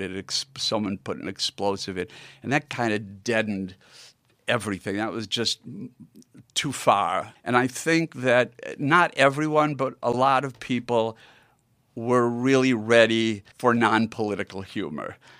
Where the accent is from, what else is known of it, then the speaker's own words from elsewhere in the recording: Milwaukee, Wisconsin, United States; growing up in Milwaukee